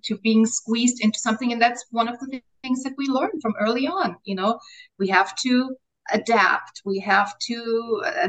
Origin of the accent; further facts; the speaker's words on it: Austria; first language German; English is a second language; now in Mexico; my mother tongue is German, right? I'm Austrian. I was born in Austria. My mother tongue is German.